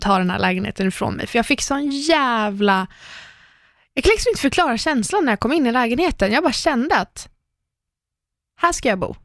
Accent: Lidingö, Stockholm County, Sweden; komma tillbaka till Lidingö och bara åh, jag växte upp här

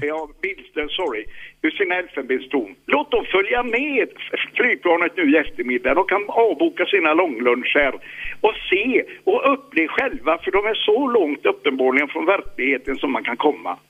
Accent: Piteå, Norrbotten County, Sweden; jag är norrlänning. Jag är född i Piteå.

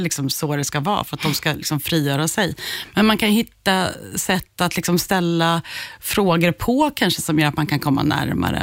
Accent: Skärblacka, Östergötland, Sweden; jag är uppvuxen i Skärblacka

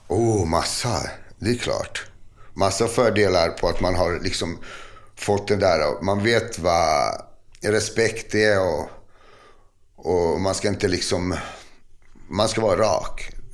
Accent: Botkyrka, Stockholm County, Sweden; jag är uppvuxen i Fittja

